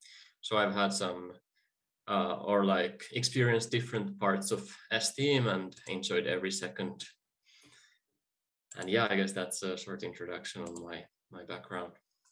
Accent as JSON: {"language": "English", "country": "Finland", "said": "I come from Finland, from the local group Tampere."}